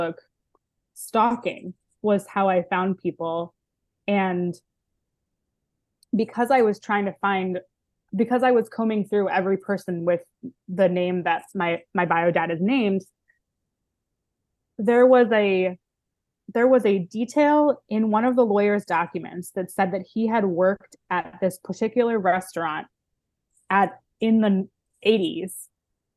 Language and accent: English; Baltimore, Maryland, United States; now in Los Angeles, United States; I grew up Jewish in Baltimore, Maryland